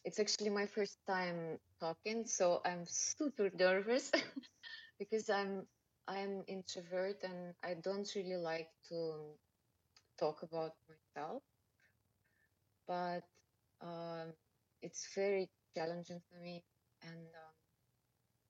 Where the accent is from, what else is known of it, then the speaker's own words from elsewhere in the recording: Russia; English is a second language; moved away as an adult; also born or lived in Moscow, Russia; now in Bali, Indonesia; Originally, I'm from Russia, but living in Bali more than.